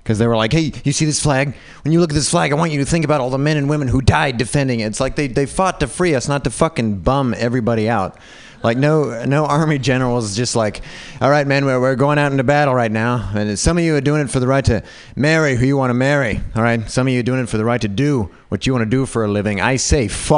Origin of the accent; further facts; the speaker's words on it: Utah, United States; I was raised white in Utah.